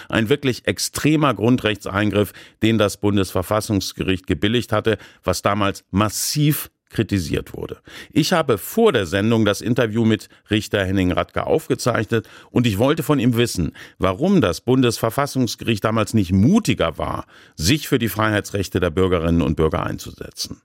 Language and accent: German; Baden-Baden, Baden-Württemberg, Germany; in meiner Heimatstadt Baden-Baden